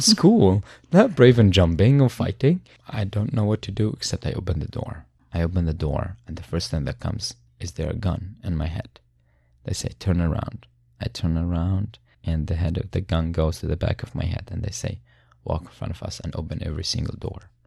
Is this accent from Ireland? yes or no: no; Syria; born or raised there; moved away